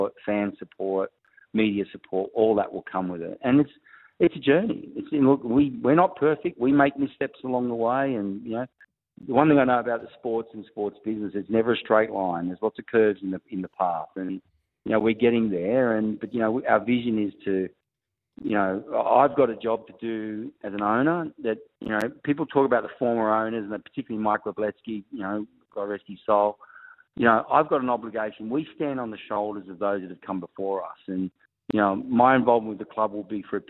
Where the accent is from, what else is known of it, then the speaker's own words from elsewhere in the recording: Wollongong, New South Wales, Australia; I'm from Wollongong